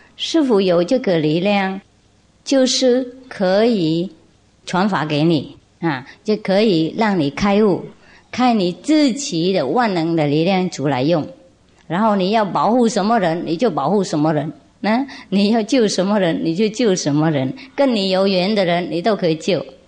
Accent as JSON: {"language": "Chinese", "country": "Vietnam", "said": "我们越南话有一句说，啊，小孩是冤家"}